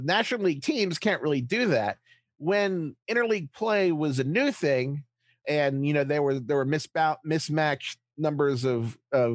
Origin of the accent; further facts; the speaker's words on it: Baltimore, Maryland, United States; Growing up in Baltimore with cable